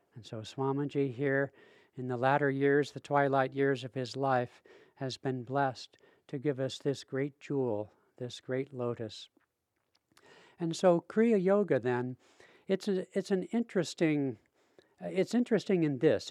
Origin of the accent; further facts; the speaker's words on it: Seattle, Washington, United States; I'm from Seattle